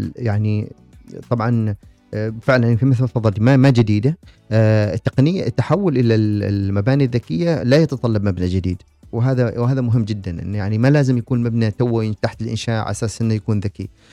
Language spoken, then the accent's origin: Arabic; Oman